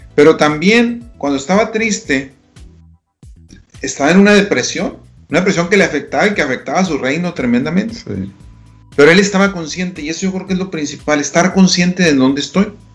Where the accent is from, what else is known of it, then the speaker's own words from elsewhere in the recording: Delicias, Chihuahua, Mexico; moved away; me toca estar en Delicia, Chihuahua, mi ciudad natal